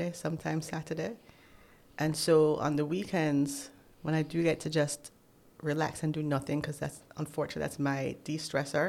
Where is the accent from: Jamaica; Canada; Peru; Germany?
Jamaica; moved away as an adult; now in United States; I'm home. I'm so happy to be home